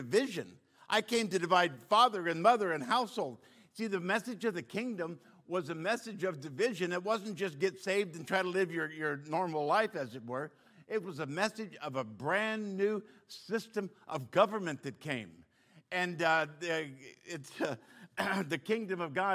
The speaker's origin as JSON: {"language": "English", "country": "United States", "said": "I'm American through and through"}